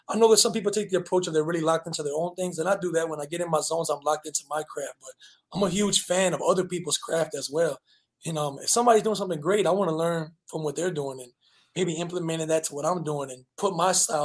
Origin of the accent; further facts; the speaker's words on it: New Orleans, Louisiana, United States; also born or lived in Honduras; born and raised in New Orleans. Louisiana my whole life